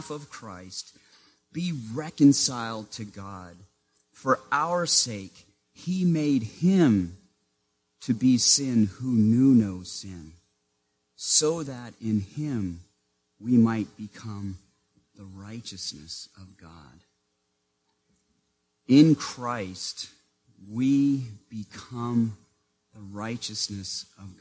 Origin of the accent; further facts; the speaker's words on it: Maine, United States; Growing up in Maine in the small town where I lived, I was what the school district called a walker